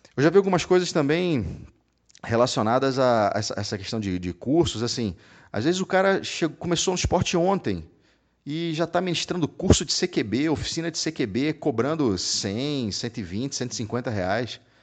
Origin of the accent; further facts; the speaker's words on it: Rio de Janeiro, Brazil; now in Salvador, Brazil; No Rio, putz, eu sou carioca, eu morava lá